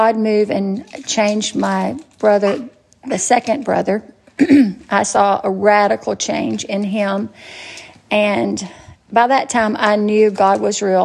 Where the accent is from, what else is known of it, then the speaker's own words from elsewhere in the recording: Natchez, Mississippi, United States; I was born in Natchez, Mississippi, and I was born to great parents